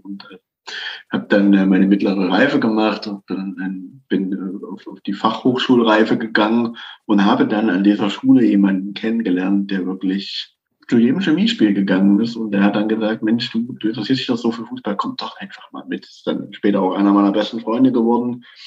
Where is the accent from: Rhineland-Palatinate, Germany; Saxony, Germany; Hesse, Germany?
Saxony, Germany; Leipzig; als äh, Leipziger